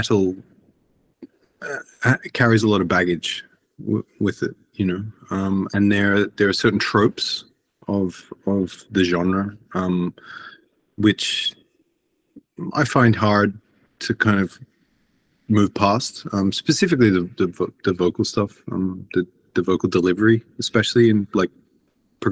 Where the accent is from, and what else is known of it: Australia; born or raised there; moved away as an adult; now in Iceland